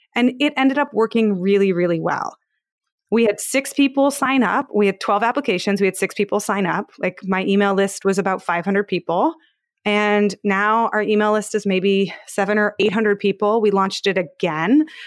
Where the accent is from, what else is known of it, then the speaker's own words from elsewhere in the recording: Palo Alto, California, United States; I used to work at startups and I'm from Palo Alto